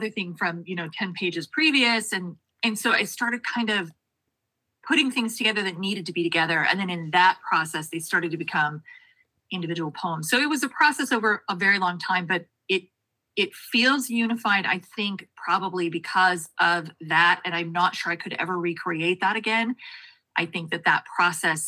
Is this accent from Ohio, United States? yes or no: no; Sonoran Desert, Arizona, United States; now in Washington, United States; I had spent so long hating where I was from.